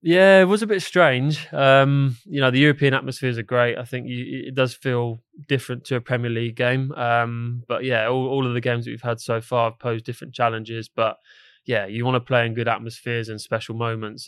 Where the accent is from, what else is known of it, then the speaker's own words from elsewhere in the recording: England, United Kingdom; now in London, United Kingdom; for me being English